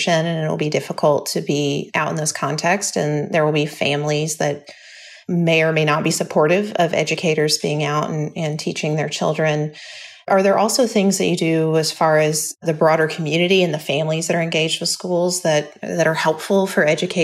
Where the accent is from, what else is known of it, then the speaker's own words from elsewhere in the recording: Kentucky, United States; now in Washington, United States; as someone growing up in Kentucky